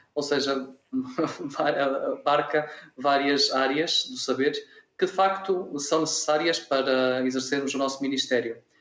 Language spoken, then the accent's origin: Portuguese; Vila Verde, Norte, Portugal; moved away as an adult; also born or lived in Alentejo; now in Mora, Portugal; Sou de uma aldeia rural chamada Abuinda Nóbrega, Conselho Vila Verde, Distrito de Braga. Portanto, sou minhoto